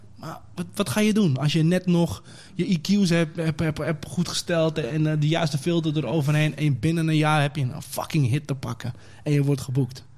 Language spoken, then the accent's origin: Dutch; Amsterdam, North Holland, Netherlands; Ik ben eh, Amsterdam-Oost geboren, eh, opgegroeid in West